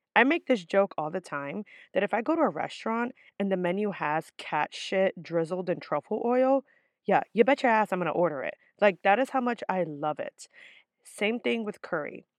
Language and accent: English; New York City, New York, United States; my mom worked really hard to always have me and my sister live in decent areas in the Bronx, which is typically where I'm from